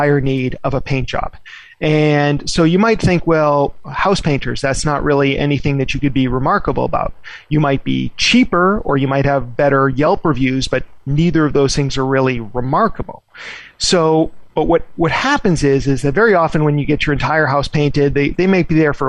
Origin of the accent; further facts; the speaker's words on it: Boston, Massachusetts, United States; I grew up in the Boston area